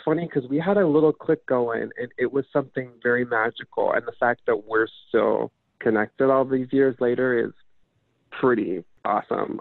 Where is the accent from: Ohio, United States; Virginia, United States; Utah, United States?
Utah, United States; growing up in Utah was such a clusterfuck